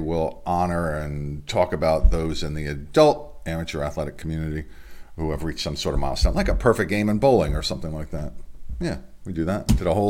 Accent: Delaware, United States; my home state here in Delaware

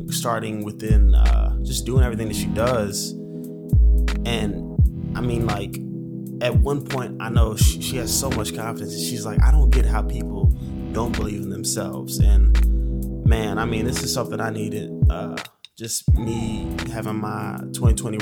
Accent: the South, United States; I'm too Southern and I like space.

